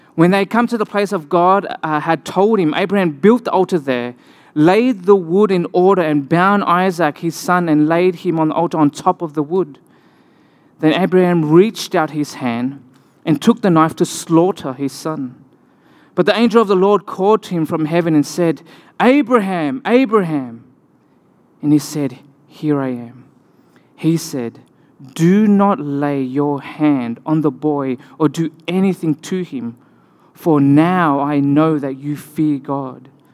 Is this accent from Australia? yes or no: yes; Australia; accent: Australian; moved away